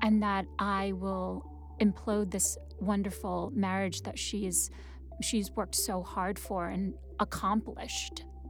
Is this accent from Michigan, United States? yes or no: no; New York City, New York, United States; first language Wenzhounese; English is a second language; also born or lived in Wenzhou, China; now in Brooklyn, United States; I grew up in Queens